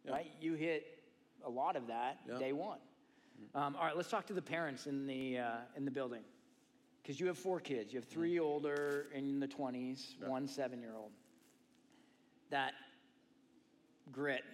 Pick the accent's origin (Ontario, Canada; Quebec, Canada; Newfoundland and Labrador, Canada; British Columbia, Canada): Ontario, Canada; Toronto; moved away as an adult; now in Austin, United States; growing up in Canada with hockey